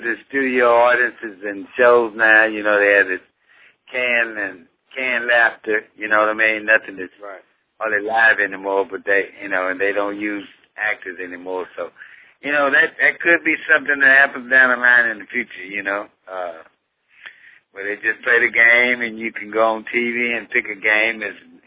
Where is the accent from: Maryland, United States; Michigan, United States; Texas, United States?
Texas, United States; Dallas; As a young boy, I grew up here in Dallas.